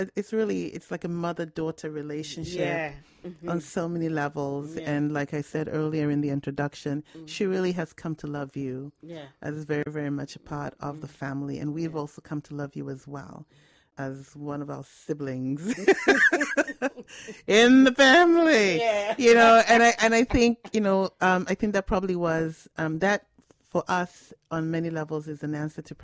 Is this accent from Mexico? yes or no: no; Ghana; moved away; I'm Ghanaian